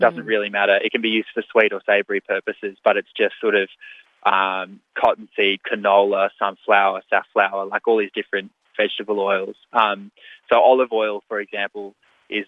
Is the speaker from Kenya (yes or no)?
no; New South Wales, Australia; my home state of New South Wales